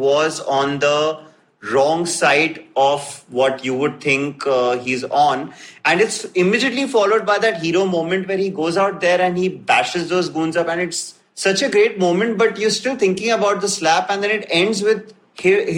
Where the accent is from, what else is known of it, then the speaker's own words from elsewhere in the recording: India; as an Indian